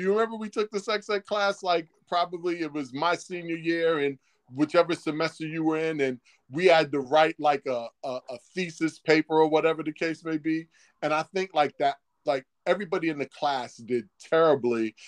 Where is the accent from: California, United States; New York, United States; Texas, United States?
New York, United States; New York City; growing up in Harlem